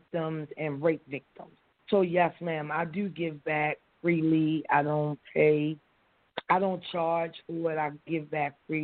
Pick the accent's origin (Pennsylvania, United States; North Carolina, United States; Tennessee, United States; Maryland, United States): Maryland, United States; Baltimore; moved away as an adult; now in Los Angeles, United States; I was born and raised in Baltimore City, mm-hmm. Westport, Berry Hill projects